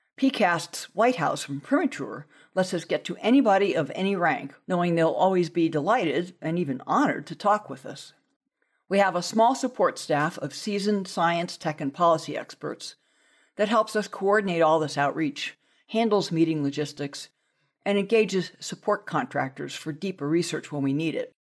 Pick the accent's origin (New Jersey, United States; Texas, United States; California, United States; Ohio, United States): California, United States; Southern; as a child, growing up in Southern California